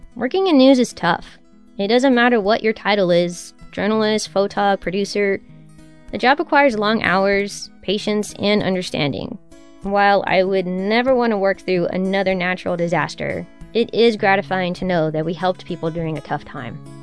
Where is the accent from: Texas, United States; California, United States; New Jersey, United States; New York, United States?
Texas, United States; As a native Texan, I've been through my fair share of hurricanes